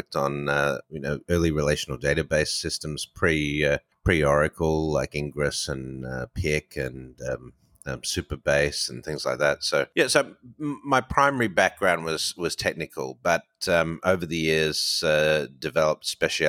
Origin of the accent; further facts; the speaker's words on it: Melbourne, Victoria, Australia; moved away as an adult; also born or lived in Hong Kong / Dubai; now in United States; I was born in Melbourne, Australia. I've lived 20 years offshore. So I spent, since 99, I left and went to Hong Kong, then spent six and a half years there